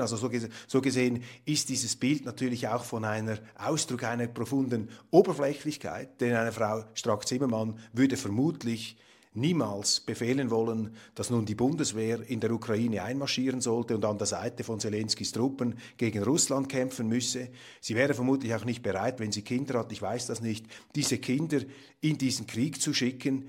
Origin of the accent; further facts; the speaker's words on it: Switzerland; als Schweizer